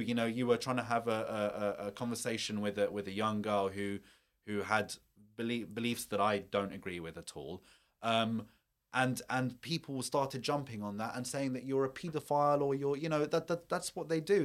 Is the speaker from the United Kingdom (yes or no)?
yes; United Kingdom; me or my community as a British Muslim